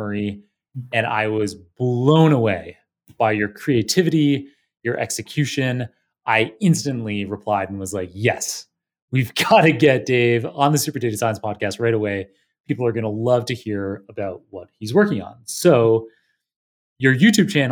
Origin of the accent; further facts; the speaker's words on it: Waterloo, Ontario, Canada; moved away as an adult; now in New York, United States; I went to high school and undergrad in Waterloo, Ontario